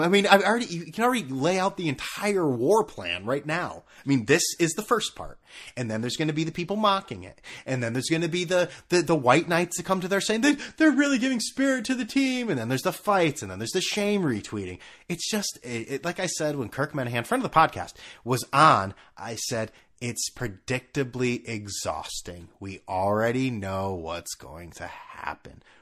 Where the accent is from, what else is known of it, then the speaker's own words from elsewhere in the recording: New England, United States; growing up in New England where it's all squares